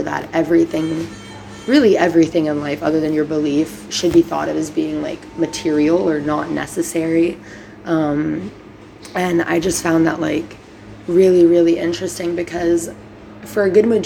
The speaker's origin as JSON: {"language": "English", "country": "Brazil", "moved": "yes", "lives_now": "United States", "said": "in Brazil, at least, it is the biggest week of the whole year. And on Good Friday, we have literal, like, play reenactments"}